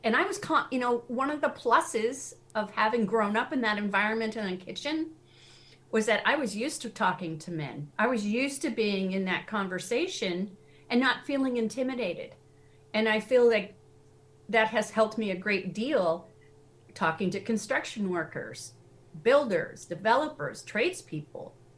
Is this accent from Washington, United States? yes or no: yes; Seattle, Washington, United States; also born or lived in Tennessee; now in New England, United States; I grew up in Seattle